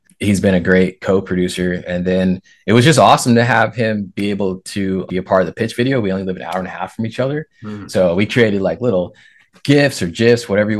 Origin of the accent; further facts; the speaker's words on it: West Coast, United States; like I'm from the West Coast.